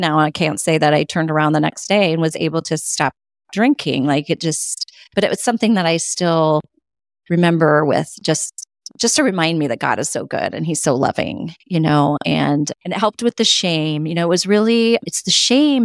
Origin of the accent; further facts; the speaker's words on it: California, United States; now in Connecticut, United States; I grew up in California, and then we moved to Connecticut